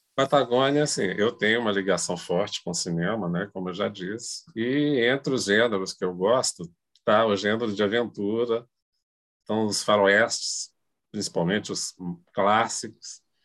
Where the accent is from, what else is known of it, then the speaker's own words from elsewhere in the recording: Brazil; eu sou brasileiro, eu tenho uma ligação forte com a cultura brasileira